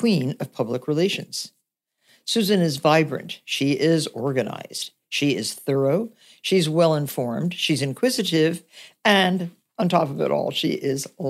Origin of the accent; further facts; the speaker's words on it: Nutley, New Jersey, United States; I grew up in Nutley, New Jersey